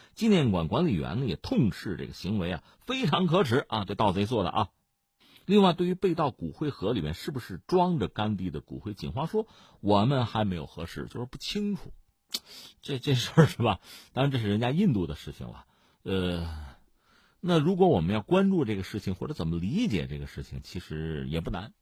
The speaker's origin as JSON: {"language": "Chinese", "country": "China", "said": "我们中国人"}